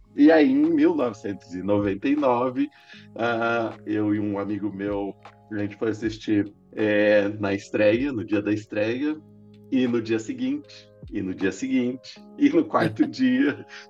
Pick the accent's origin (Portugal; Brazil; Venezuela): Brazil; Presidente Prudente, São Paulo; sou do interior, lá de Presidente Prudente